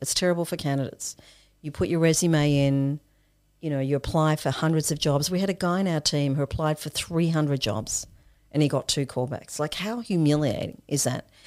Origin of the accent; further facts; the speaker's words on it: Australia; also born or lived in Zimbabwe; My family immigrated to Australia for a better life